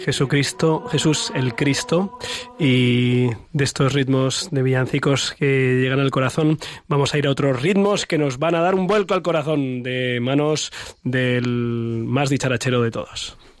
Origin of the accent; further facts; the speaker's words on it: Ciempozuelos, Community of Madrid, Spain; mi pueblo de Cienpozuelos